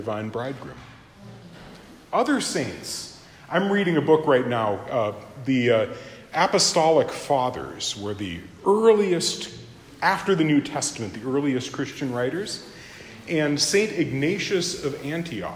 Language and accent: English; Japan; my home country of Japan